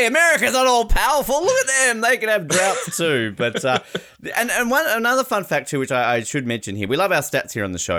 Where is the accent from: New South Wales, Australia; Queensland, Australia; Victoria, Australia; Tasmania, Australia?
Tasmania, Australia; as a Tasmanian, as an Australian